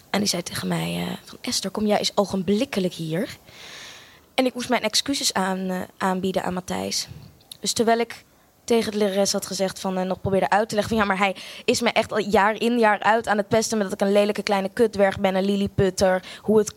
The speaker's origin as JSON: {"language": "Dutch", "country": "Australia", "tie": "born or raised there", "also_born_or_lived": "Amsterdam, Netherlands", "said": "Ik eh, ben eh, geboren in Amsterdam. Sorry, ik ben een heel groot deel van mijn leven opgegroeid ook in Australië."}